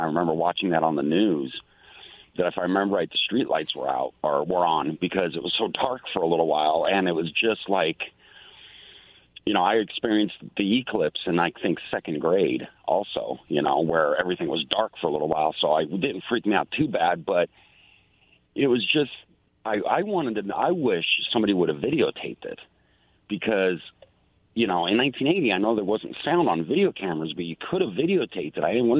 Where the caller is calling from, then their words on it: Pasco, Washington, United States; Yeah, this is … from Pasco.